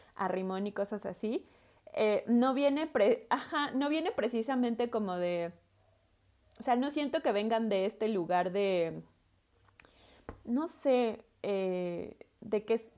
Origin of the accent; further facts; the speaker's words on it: Veracruz, Mexico; Veracruz, yo soy de Veracruz, en el puerto y en todo el estado